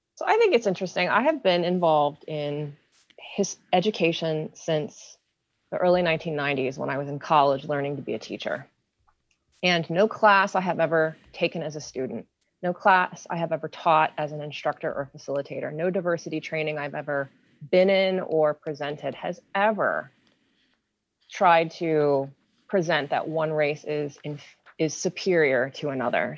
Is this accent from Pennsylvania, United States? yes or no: yes; Hopewell Township, Pennsylvania, United States; now in Pittsburgh, United States; I grew up in Beaver County. I grew up in Hopewell Township